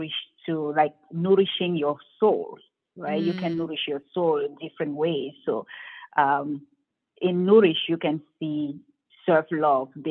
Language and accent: English; Cameroon; moved away; growing up in Cameroon